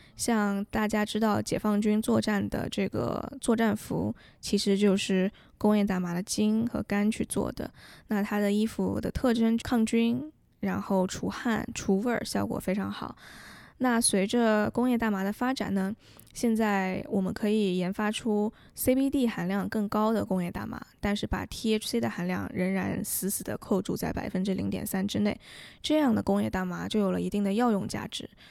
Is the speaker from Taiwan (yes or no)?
no; China; now in United States; 我们作为中国人牢记这段历史